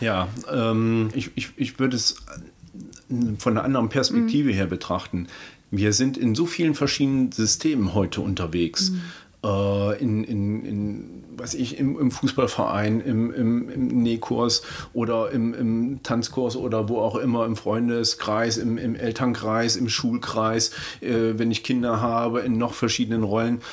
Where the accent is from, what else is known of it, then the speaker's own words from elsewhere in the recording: Kassel, Hesse, Germany; ich komme ja ursprünglich aus Kassel